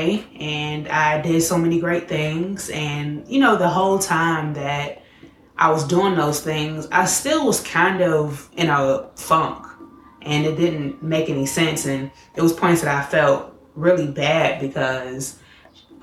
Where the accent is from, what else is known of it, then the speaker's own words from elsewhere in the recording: Chicago, Illinois, United States; I'm from Chicago